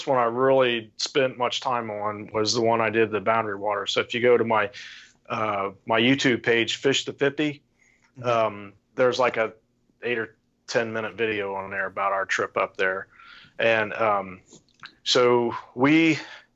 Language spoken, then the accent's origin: English; St. Paris, Ohio, United States; now in Urbana, United States; I grew up in St. Paris, which is east of there.